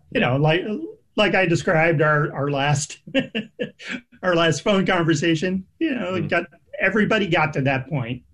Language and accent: English; New England, United States; I grew up in New England, which is full of haunted houses